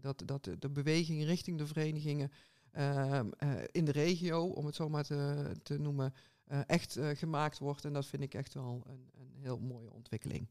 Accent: 's-Hertogenbosch, North Brabant, Netherlands; bij ons in Den Bosch

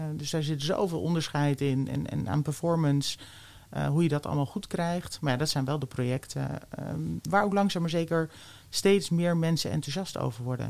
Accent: The Hague, South Holland, Netherlands; moved away as an adult; also born or lived in Twente; ik ben geboren in Den Haag

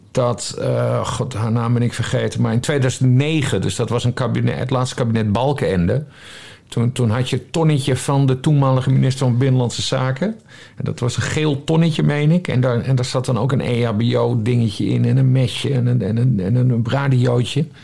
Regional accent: Friesland, Netherlands; Ja, ik ben geboren en getogen

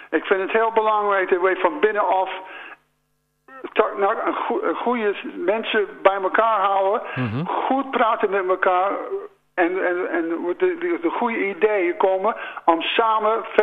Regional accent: United States; Dutch is a second language; now in Landhorst, Netherlands; ik woon hier al 35 jaar, maar ik ben een geboren Amerikaan.

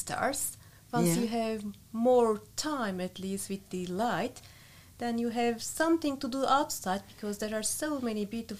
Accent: Turkey; English is a second language; moved away as an adult; now in Netherlands; I'm coming from Turkey.

